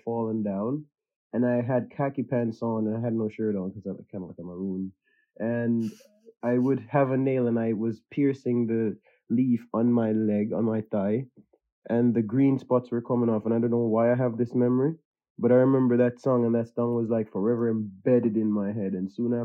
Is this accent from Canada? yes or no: no; Jamaica; moved away as an adult; now in United Kingdom; I grew up in Jamaica, so like my mom, and we lived in like a small village.